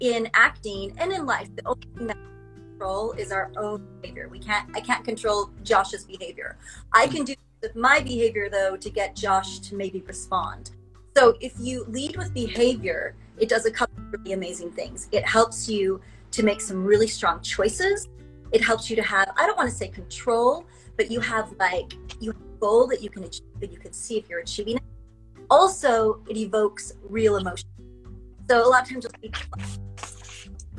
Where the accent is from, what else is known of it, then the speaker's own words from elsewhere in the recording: Utah, United States; moved away as an adult; also born or lived in Los Angeles; I grew up here in Utah, and I came back here